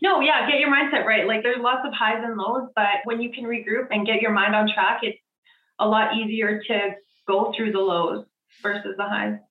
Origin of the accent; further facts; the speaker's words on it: Edmonton, Alberta, Canada; I am from Edmonton, Alberta